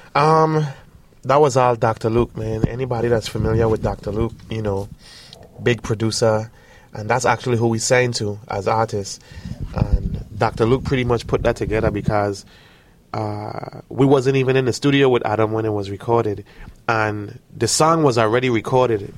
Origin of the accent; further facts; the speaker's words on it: U.S. Virgin Islands; moved away as an adult; also born or lived in Miami / Atlanta; born and raised on St. Thomas Virgin Islands.